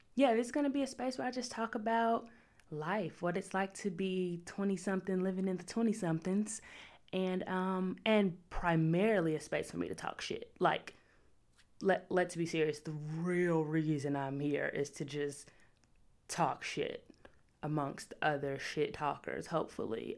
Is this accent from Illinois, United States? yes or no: yes; Chicago, Illinois, United States; I'm from the South Side